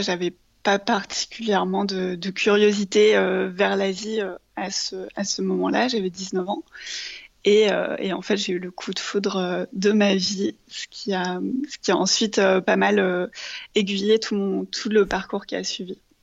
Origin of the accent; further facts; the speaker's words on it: Paris, Île-de-France, France; moved away as an adult; also born or lived in China; now in Shanghai, China; je suis née, j'ai grandi à Paris, et maintenant, ça fait 9 ans que j'habite en Chine